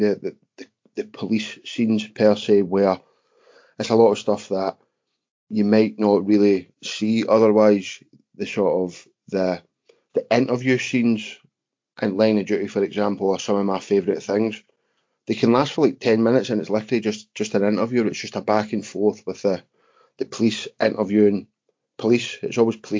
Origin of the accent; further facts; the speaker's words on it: Scotland, United Kingdom; accent: Scottish; being Scottish, your accent can be quite difficult to understand at times